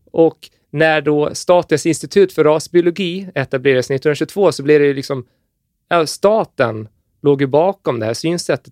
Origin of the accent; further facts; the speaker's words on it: Gotland, Sweden; jag är gotlänning och har 15 lamm hemma